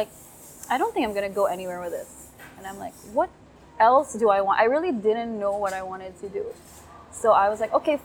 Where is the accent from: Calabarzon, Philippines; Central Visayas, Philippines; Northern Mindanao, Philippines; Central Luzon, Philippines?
Northern Mindanao, Philippines; Cagayan de Oro; moved away as an adult; also born or lived in Bukidnon, Philippines; now in Phuket, Thailand; I am from Mindanao. And in Mindanao, there's this place called Cagayan de Oro City. That's where I was born. And that's where I studied pretty much most of my life.